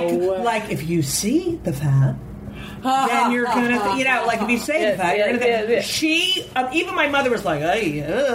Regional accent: New Jersey, United States; Well, I'm from New Jersey

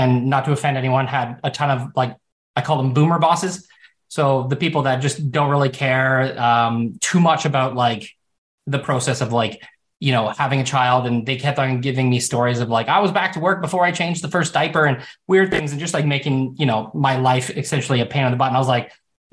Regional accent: Canada; I'm Canadian.

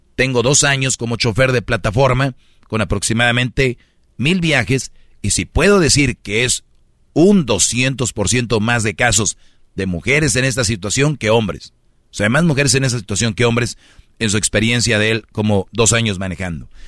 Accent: Monterrey, Nuevo León, Mexico; yo soy de Monterrey

